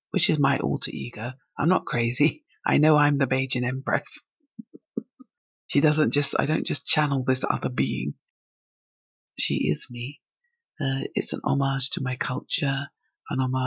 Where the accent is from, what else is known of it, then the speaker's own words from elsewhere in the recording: England, United Kingdom; also born or lived in Barbados; I was born in England, but I went to school, secondary school over there for a few years